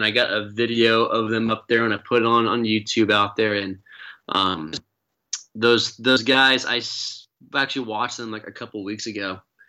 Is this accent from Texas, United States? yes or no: yes; Spring, Texas, United States; I born and raised in the Houston area, just north of Houston, in a town called Spring, right near the Woodlands.